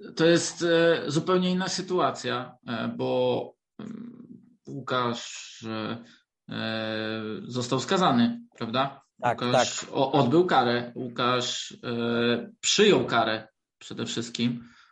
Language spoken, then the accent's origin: Polish; Wrocław, Lower Silesian Voivodeship, Poland; jestem z Wrocławia, to e, też bardzo lubiłem futbol jako dzieciak